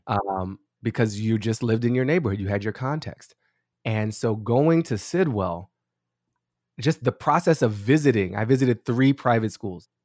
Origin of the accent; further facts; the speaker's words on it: Washington, District of Columbia, United States; I grew up on Newton Street in Mount Pleasant, uh, Columbia Heights, the border of Sixteenth and Newton Street